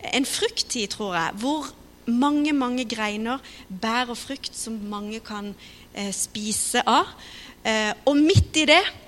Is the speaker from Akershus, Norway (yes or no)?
no; Kristiansand, Agder, Norway; Vi kommer fra Philadelphia, Kristiansand. Har vokst opp